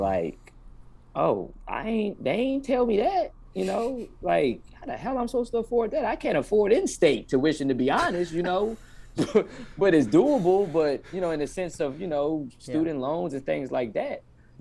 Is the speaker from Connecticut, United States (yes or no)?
no; Charlottesville, Virginia, United States; also born or lived in Jacksonville, North Carolina; I've been here since 3 years old. I grew up here